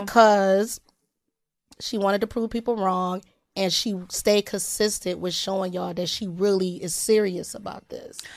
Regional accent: Detroit, Michigan, United States; I'm from Detroit

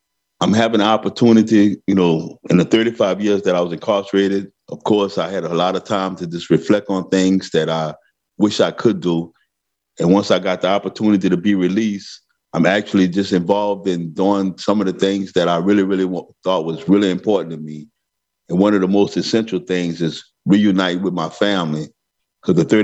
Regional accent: New Orleans, Louisiana, United States; now in Angola, United States; I'm from New Orleans, but I never lived in a project.

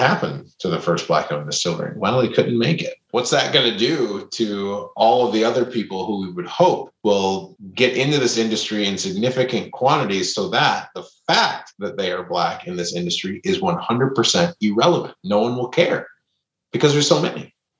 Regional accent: Minnesota, United States; now in New Orleans, United States; I grew up in Minnesota

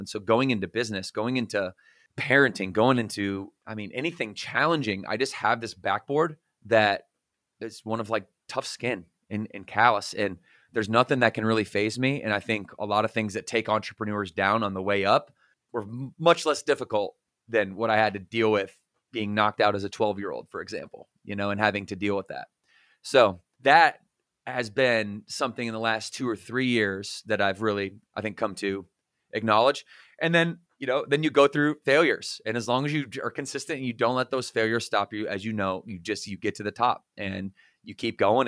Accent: Battle Creek, Michigan, United States; moved away as an adult; also born or lived in Southwest Florida; now in Charlotte, United States; we're from Battle Creek, Michigan, where we were born and raised together

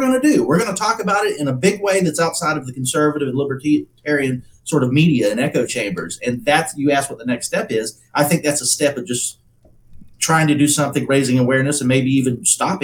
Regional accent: United States; I feel very blessed to have been born here

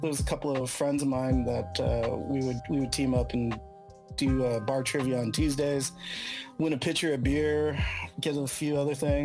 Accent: San Francisco, California, United States; I was born and raised in San Francisco and, you know, lived here all my life except for my college years

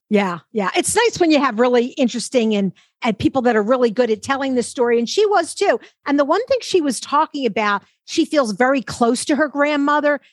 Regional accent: Philadelphia, Pennsylvania, United States; we both grew up in Philadelphia. I grew up near Chestnut Hill at the top

